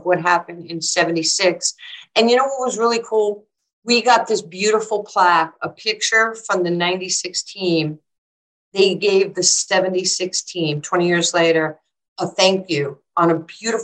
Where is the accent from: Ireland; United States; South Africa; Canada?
United States; New York; I was from New York and this is like how I talk